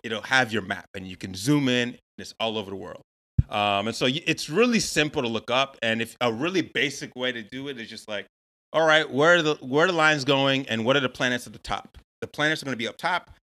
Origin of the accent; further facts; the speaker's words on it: Atlanta, Georgia, United States; moved away as an adult; now in Chicago, United States; I was born in Atlanta. I'm from Atlanta. That's where I grew up most of my life. And I moved to Chicago.